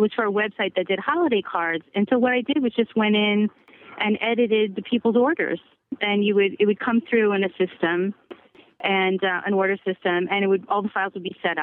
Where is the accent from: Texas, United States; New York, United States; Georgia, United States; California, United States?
New York, United States; Brooklyn / Long Island; moved away as an adult; now in Bay Area, United States; I'm from Brooklyn